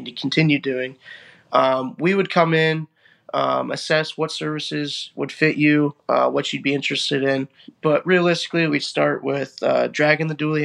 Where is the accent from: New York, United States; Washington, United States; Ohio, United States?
Ohio, United States; Ashland County, northern; I'm from Ashland County, which is northern Ohio, about an hour south of Cleveland and about an hour north of Columbus.